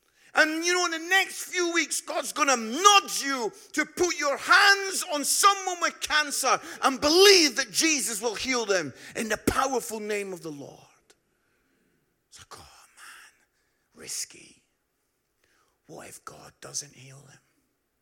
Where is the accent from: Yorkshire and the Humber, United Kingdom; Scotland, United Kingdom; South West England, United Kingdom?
Scotland, United Kingdom; Edinburgh; moved away as an adult; also born or lived in Barnsley; some of you can pick up from my accent, I'm from Edinburgh